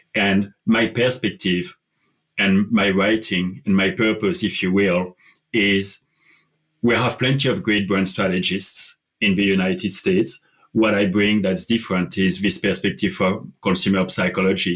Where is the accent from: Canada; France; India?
France; English is a second language; moved away as an adult; also born or lived in London; I, I grew up in France and I spent the first 21 years of my life in France